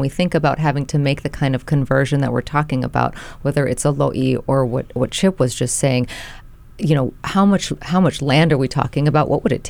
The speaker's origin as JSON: {"language": "English", "area": "Big Island, Hamakua coast", "region": "Hawaii", "country": "United States", "tie": "born or raised there", "said": "where I grew up on the Big Island there, you know, along the Hamakua coast, there's plantation lands there too."}